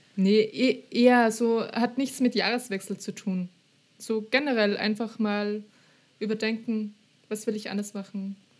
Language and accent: German; Austria; accent: Austrian; Ich, ich rede halt österreichisch